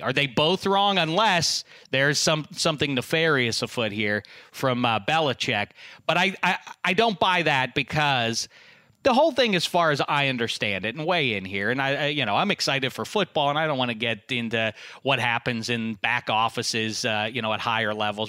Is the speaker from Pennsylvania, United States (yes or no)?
yes; Pittsburgh, Pennsylvania, United States; I'm from Pittsburgh